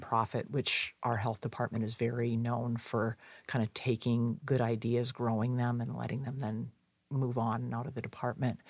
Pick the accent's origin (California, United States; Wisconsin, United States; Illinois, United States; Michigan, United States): Wisconsin, United States; In my home state